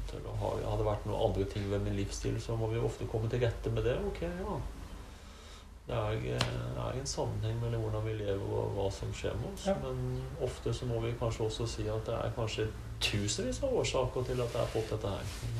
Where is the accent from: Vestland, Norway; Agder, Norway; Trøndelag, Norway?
Agder, Norway; Arendal; moved away as an adult; also born or lived in Eastern Norway / Larvik; now in Heggedal, Norway; født og oppvokst i Arendal